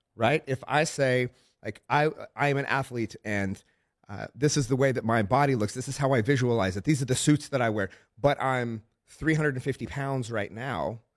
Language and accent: English; Oklahoma, United States; I'm from Oklahoma